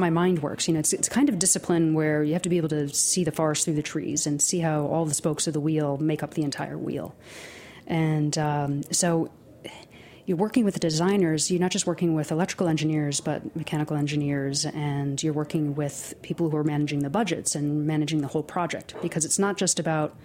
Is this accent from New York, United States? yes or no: yes; Nassau County, Long Island, New York, United States; also born or lived in California / Hudson Valley; I grew up in Nassau County on Long Island